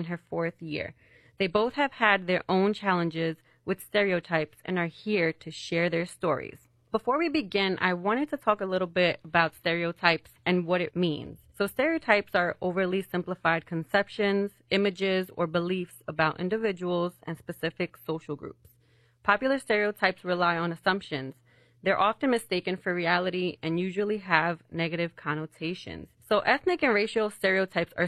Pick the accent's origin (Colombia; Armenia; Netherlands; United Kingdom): Colombia; moved away; I was born in Colombia